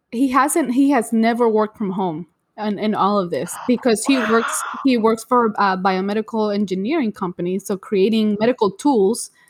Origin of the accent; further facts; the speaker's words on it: Orlando, Florida, United States; I'm and also so from Orlando